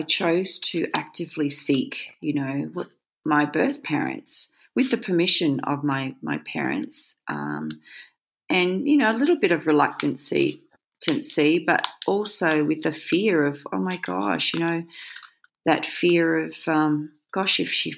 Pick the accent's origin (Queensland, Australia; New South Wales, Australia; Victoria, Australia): Queensland, Australia; Gold Coast; moved away as an adult; also born or lived in Brisbane, Australia / Hawaii; now in Noosa, Australia; my parents who adopted me were from the Gold Coast and, you know, they lived in Mermaid Beach. So Bob and Kay brought me home back to Mermaid Beach